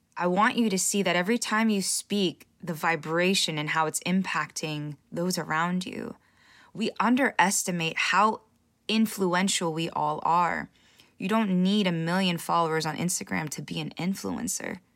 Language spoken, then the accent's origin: English; California, United States; I was born in the States, in California